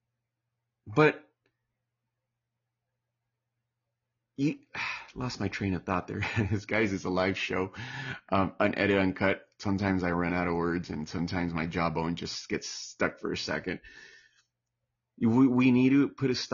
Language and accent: English; United States; now in Palm Springs, United States; I'm Mexican American